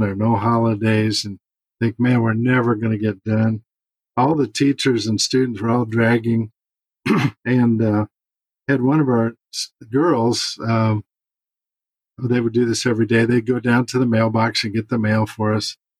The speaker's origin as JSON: {"language": "English", "town": "St. Louis", "region": "Missouri", "country": "United States", "tie": "born or raised there", "moved": "yes", "said": "St. Louis in about two weeks, which is my hometown"}